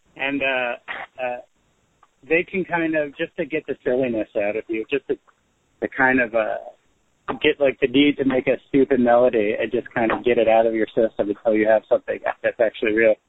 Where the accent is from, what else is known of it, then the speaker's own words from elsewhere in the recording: Carteret, New Jersey, United States; my hometown of Carteret